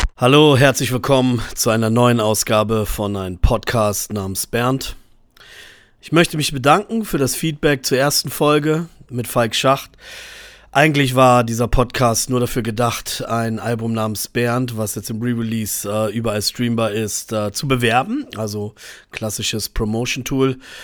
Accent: Braunschweig, Lower Saxony, Germany; first language German; bei uns in Braunschweig

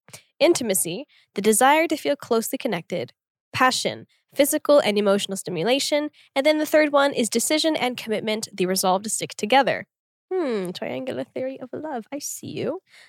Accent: Tulsa, Oklahoma, United States; born or raised there; moved away as an adult; also born or lived in Korea; now in South Korea

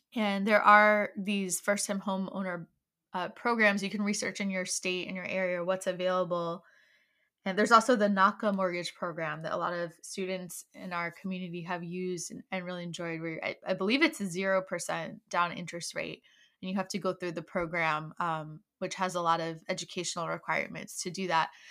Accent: Maryland, United States; now in Virginia, United States; I'm actually originally from Maryland, and my family lives there.

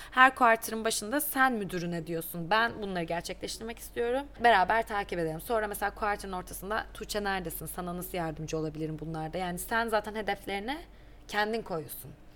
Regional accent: Black Sea Region, Turkey; moved away as an adult; also born or lived in Istanbul, Turkey; now in Dublin, Ireland; Ben aslında çok küçük bir yerde doğdum. Ee, Karadeniz'de elde ettim. Hatta, e, lise hayatımın sonuna kadar da oradaydım.

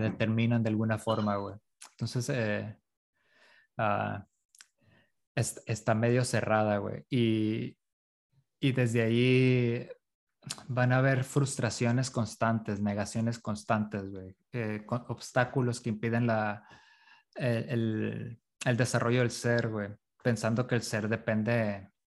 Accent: La Paz, Baja California Sur, Mexico; also born or lived in Iztapalapa, Mexico City; now in Mexico City, Mexico; yo nací en La Paz

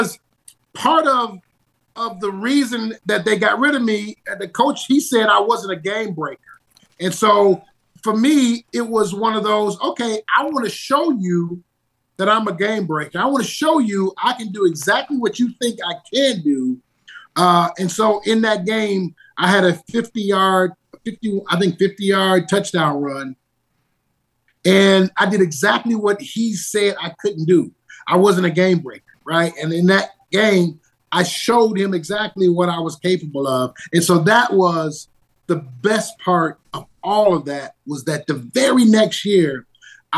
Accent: Detroit, Michigan, United States; I was an at-risk kid growing up in Detroit

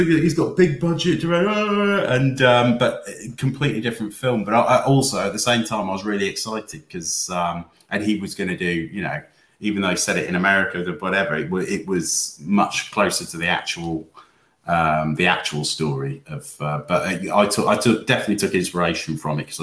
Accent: Wales, United Kingdom; I grew up in Wales, and we grew up with the story of the Small's Lighthouse

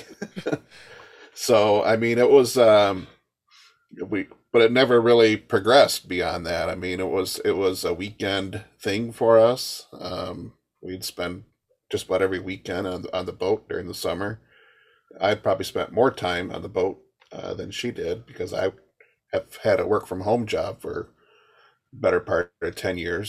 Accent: Michigan, United States; moved away

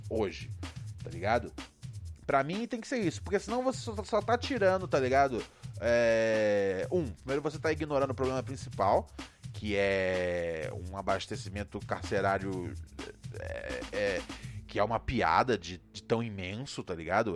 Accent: Rio de Janeiro, Brazil; onde eu cresci, no Rio

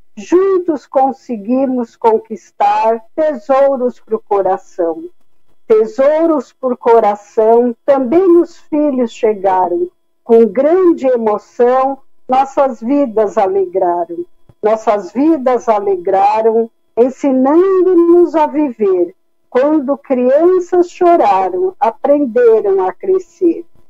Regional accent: São Paulo, Brazil; also born or lived in Sergipe; eu nasci em Sergipe e vim de Sergipe com uns três anos, mais ou menos. E com pouco tempo que nós chegamos aqui em São Paulo

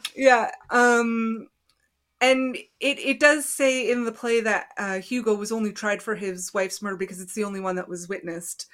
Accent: Canada; I'm Canadian

